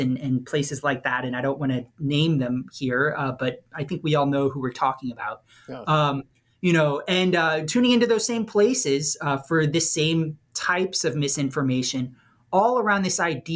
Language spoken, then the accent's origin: English; New Orleans, Louisiana, United States; I'm from New Orleans